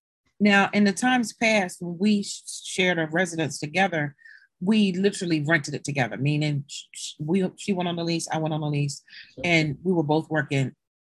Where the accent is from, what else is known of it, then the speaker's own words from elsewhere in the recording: Maryland, United States; now in Delaware, United States; because I am not a Delaware native. I came here from Maryland My family, most of them are in Maryland. So who can I either live with or do I go back home?